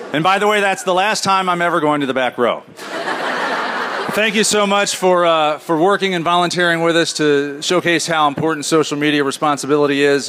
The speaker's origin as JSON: {"language": "English", "town": "Indianapolis", "region": "Indiana", "country": "United States", "accent": "northern", "said": "I'm from Indianapolis"}